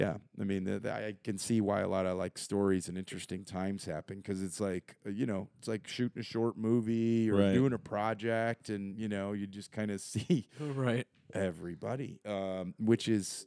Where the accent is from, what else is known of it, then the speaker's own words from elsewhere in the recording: Argentina; I'm from Argentina. I hang out here, and I met this guy.